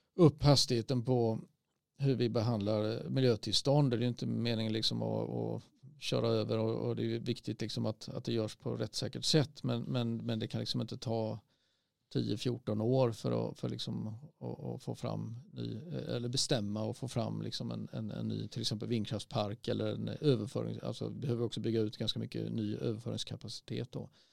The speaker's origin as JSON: {"language": "Swedish", "country": "Sweden", "said": "vi som svenskar"}